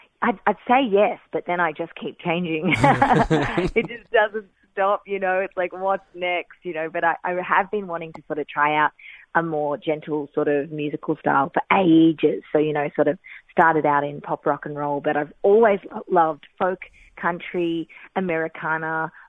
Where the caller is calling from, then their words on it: Melbourne, Victoria, Australia; I'm calling in from Melbourne